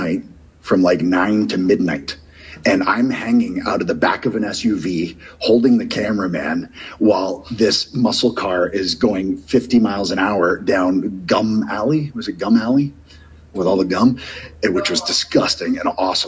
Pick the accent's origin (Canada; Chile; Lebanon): Canada; Southern Ontario; I'm a kid from Southern Ontario